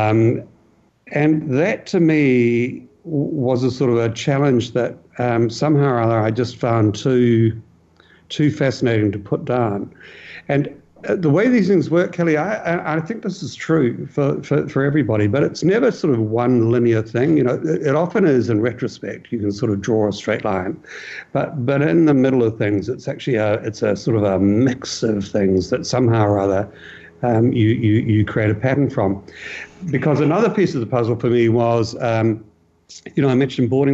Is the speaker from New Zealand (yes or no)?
yes; New Zealand; I as a New Zealander, as a Kiwi